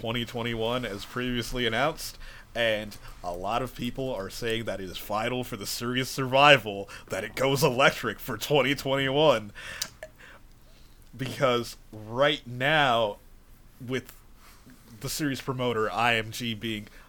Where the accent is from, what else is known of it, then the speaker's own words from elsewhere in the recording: United States; We're American